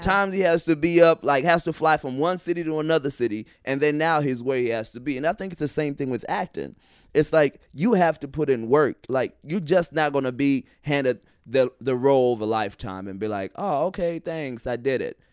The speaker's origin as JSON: {"language": "English", "region": "Indiana", "country": "United States", "tie": "born or raised there", "moved": "as an adult", "said": "we grew up in Indiana"}